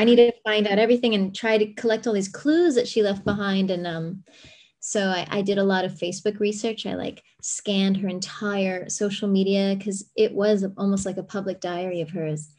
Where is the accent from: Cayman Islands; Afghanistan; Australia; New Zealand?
Cayman Islands; also born or lived in La Jolla, California; now in San Diego, United States; I grew up in the Cayman Islands and my dad's Lebanese